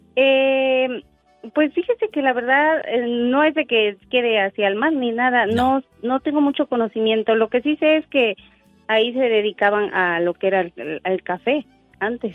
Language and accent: Spanish; El Faro, Oaxaca, Mexico; now in Wisconsin, United States; yo soy de un pueblo que se llama El Faro, ¿eh? es allá por la sierra.